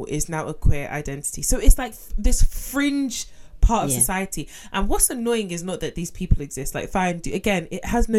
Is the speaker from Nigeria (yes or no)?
yes; Nigeria; I'm originally Nigerian